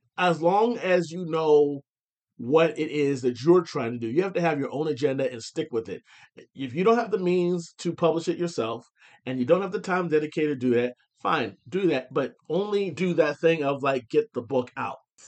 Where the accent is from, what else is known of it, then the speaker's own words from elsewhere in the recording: Findlay, Ohio, United States; now in Houston, United States; the Hancock County Library in my hometown